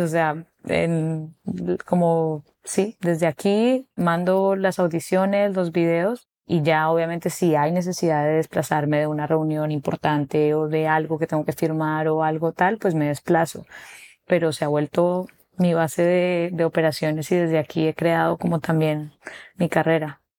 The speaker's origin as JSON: {"language": "Spanish", "region": "Bogotá", "country": "Colombia", "tie": "born or raised there", "moved": "as an adult", "lives_now": "Cartagena, Colombia", "said": "Yo realmente soy de Bogotá, Nací en Bogotá, pero llevo ya unos seis años viviendo aquí en Cartagena."}